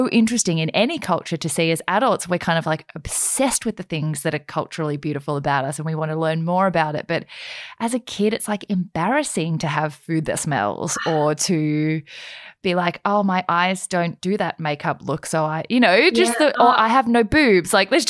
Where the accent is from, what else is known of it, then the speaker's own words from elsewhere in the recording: Australia; I'm not one of those Asians. I'm like a different, I'm like an Australian Asian.